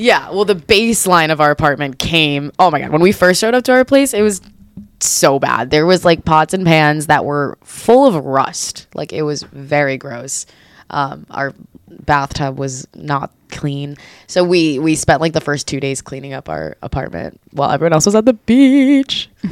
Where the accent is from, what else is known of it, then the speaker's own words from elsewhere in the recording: Israel; I'm I'm originally from Israel. Like I was born here and I grew up speaking Hebrew most of my life.